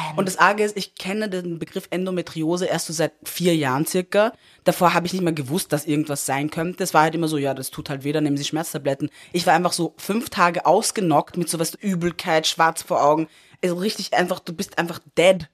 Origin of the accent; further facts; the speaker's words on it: Upper Austria, Austria; ich bin in Oberösterreich aufgewachsen